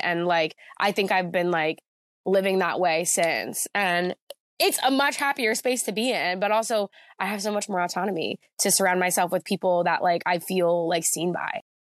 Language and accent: English; Jackson, New Jersey, United States; moved away as an adult; now in Philadelphia, United States; I grew up in Jackson, New Jersey. Well, like, most of my life, I lived there from, like, second grade until I went to college